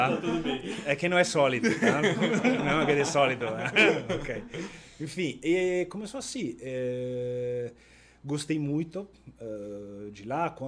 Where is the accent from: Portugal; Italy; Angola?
Italy; accent: Italian; moved away as an adult; now in Porto Alegre, Brazil; como italiano